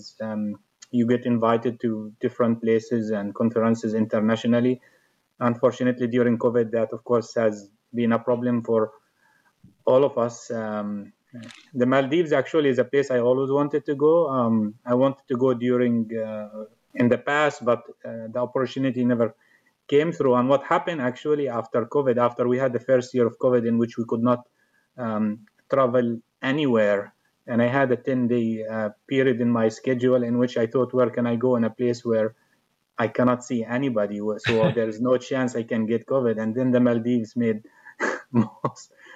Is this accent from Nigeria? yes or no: no; Jordan; moved away as an adult; now in United States; I'm originally from Jordan. I came to the U.S. in 2004.